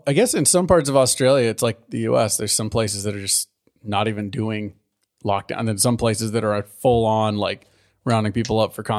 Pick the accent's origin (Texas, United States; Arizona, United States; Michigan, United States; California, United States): California, United States; Well, maybe that's being Californian